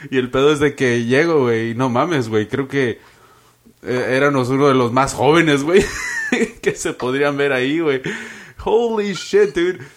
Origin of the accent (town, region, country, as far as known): Mexico; now in United States